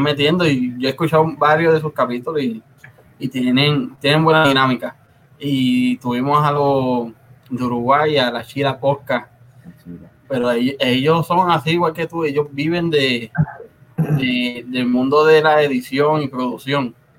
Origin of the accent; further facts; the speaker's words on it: Río Grande, Puerto Rico; yo soy de Río Grande